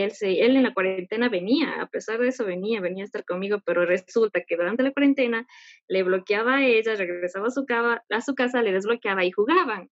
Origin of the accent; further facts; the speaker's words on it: Ecuador; soy de Ecuador.